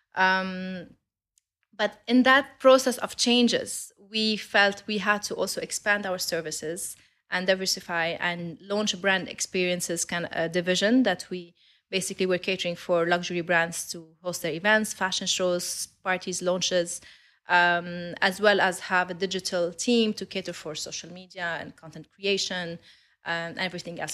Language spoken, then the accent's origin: English; Lebanon; I'm Lebanese. I grew up in Lebanon. I studied there